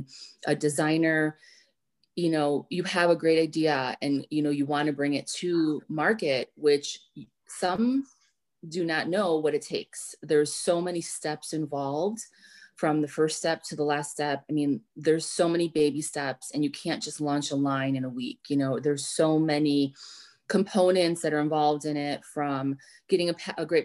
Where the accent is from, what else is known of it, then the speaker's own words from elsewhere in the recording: Chicago, Illinois, United States; I'm born and raised in Chicago. So I love my city.